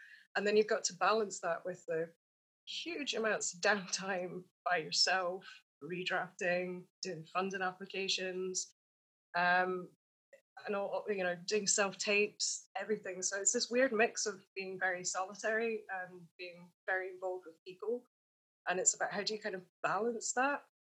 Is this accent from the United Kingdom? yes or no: yes; Edinburgh, Scotland, United Kingdom; Like, it's such a sociable city, especially because I came from Edinburgh, which was a massive culture shock.